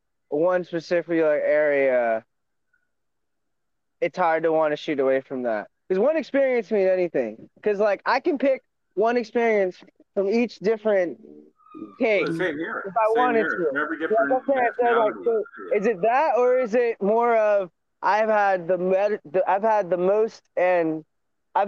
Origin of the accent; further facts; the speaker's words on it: New York City, New York, United States; moved away; I was born in Southside, Co-op City, Bronx